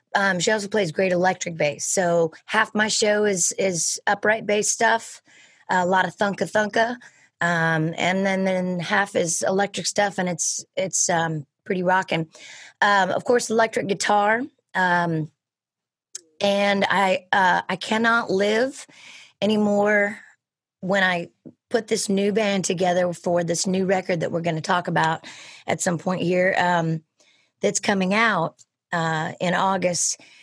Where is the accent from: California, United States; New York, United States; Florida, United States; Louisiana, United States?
California, United States; Sonoma County; born and raised in Sonoma County, California